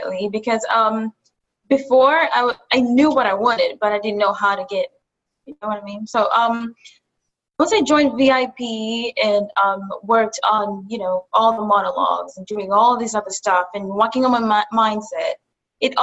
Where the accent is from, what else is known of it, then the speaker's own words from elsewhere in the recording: Kenya; also born or lived in Buffalo, United States; now in New York City, United States; I'm from Kenya. I moved from Kenya to Buffalo and from Buffalo to New York City. So now I'm based in New York City.